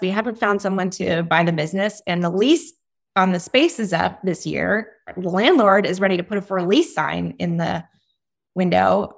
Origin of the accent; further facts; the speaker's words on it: East Coast, United States; moved away as an adult; also born or lived in Washington, D.C.; now in Austin, United States; I grew up on the East Coast